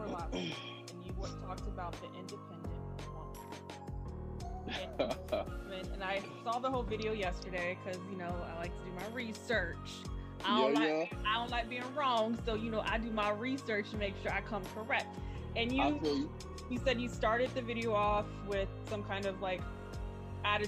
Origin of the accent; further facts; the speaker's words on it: the South, United States; I grew up in the South